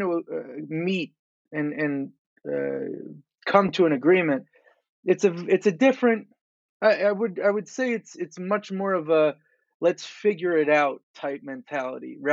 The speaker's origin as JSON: {"language": "English", "area": "Long Island", "region": "New York", "country": "United States", "said": "I'm from Long Island"}